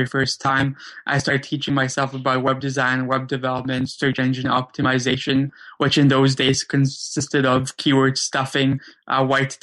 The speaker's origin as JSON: {"language": "English", "town": "Vancouver", "region": "British Columbia", "country": "Canada", "tie": "born or raised there", "also_born_or_lived": "Krakow, Poland", "said": "I grew up in Vancouver, Canada, though I was originally born in Krakow, Poland"}